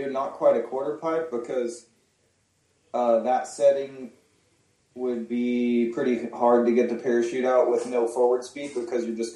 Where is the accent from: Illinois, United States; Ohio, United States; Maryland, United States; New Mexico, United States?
New Mexico, United States; Las Cruces; also born or lived in Alamogordo / southern Colorado; I'm from New Mexico actually. Okay. Uh, Colorado and New Mexico is where I grew up, like southern Colorado and uh, New Mexico area, like Las Cruces and Alamogordo, are like kind of my hometowns.